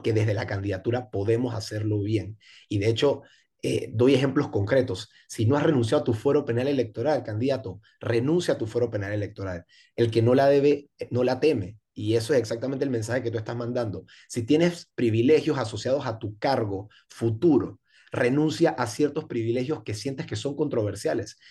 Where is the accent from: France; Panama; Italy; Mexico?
Panama; Panama City; yo crecí en Pueblo Nuevo